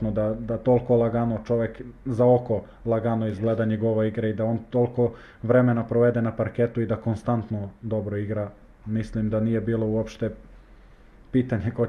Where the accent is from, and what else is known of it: Leskovac, Jablanica District, Serbia; born or raised there; moved away as an adult; now in Bosnia and Herzegovina